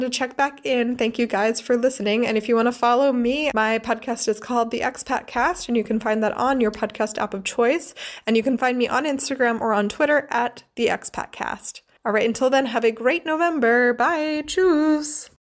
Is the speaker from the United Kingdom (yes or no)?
no; United States; now in Freiburg, Germany; I am an American who lives in Freiburg, Germany